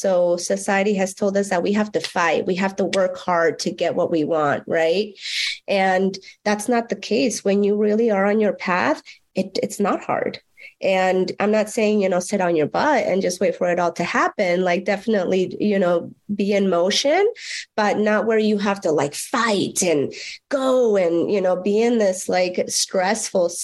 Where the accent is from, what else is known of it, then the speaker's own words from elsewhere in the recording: Mexico; moved away; growing up in Mexico, in a very rural, it was a ranch.